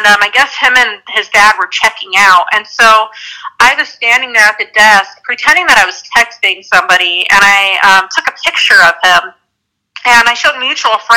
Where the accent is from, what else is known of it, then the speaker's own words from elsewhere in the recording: Pueblo, Colorado, United States; It's my hometown, Pueblo, Colorado